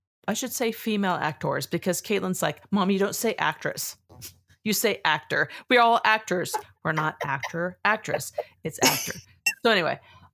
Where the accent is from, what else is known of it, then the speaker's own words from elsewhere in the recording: California, United States; I'm from California